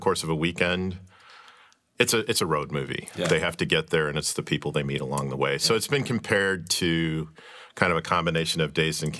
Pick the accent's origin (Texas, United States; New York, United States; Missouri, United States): Missouri, United States; Kirkwood; a guy I grew up with in Kirkwood and went to high school